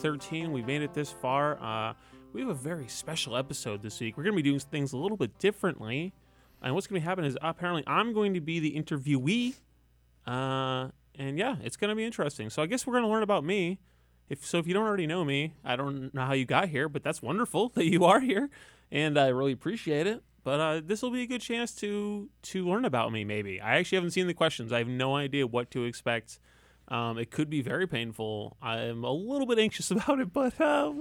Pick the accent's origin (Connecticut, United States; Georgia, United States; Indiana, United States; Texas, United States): Connecticut, United States; Coventry; also born or lived in North Haven, Connecticut; now in New Haven, United States; I born and raised in Connecticut, you know? And I grew up in Coventry, which is a very boring lake town near UConn